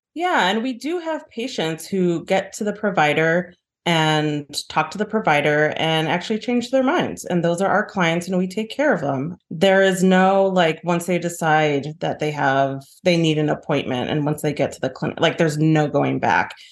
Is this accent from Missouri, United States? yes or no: no; Chicago, Illinois, United States; I grew up in Rogers Park. It's, you know, very diverse, it's very black and brown